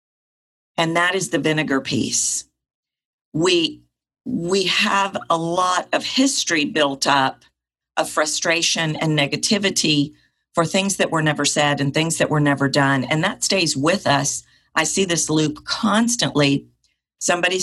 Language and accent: English; the South, United States; I was raised in the South